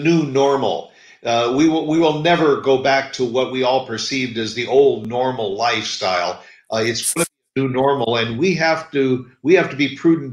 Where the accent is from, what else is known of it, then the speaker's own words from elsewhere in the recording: Midwest, United States; growing up in the Midwest